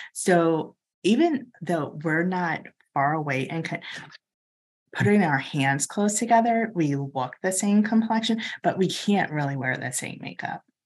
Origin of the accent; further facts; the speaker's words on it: Chicago, Illinois, United States; also born or lived in Lake Forest, Illinois; I grew up in Hyde Park. We lived in Hyde Park until I was thirteen, and then we moved up to Lake Forest